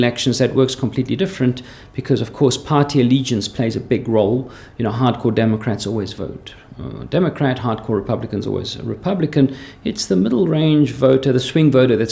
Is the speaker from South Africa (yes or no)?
yes; South Africa; accent: slight South African; also born or lived in Switzerland; now in Lausanne, Switzerland; I have a slight South African accent. That's because I was born there from Greek parents